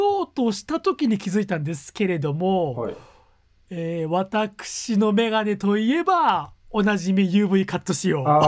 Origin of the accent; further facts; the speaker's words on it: Gunma, Japan; moved away as an adult; 地元の群馬県に帰ったこと帰る機会が先週末、うんうん、先々週末あったんでついでに実家にちょっと顔を出した